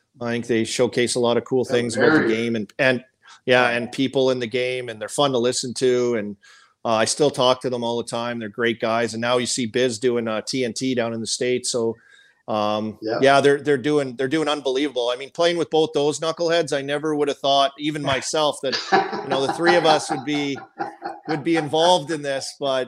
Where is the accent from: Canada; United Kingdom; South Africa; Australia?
Canada; Saskatoon, Saskatchewan; also born or lived in Lloydminster / Paradise Hill, Saskatchewan; But I was born in Lloyd, so that's birthplace, Lloyd. But I grew up and moved, and all my, you know, school years were in Saskatoon